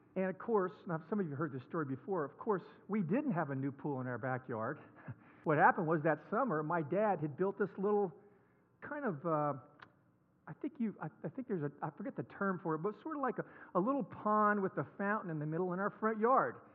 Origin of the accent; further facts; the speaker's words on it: Houston, Texas, United States; moved away; I grew up in Houston, Texas. I'm a native Texan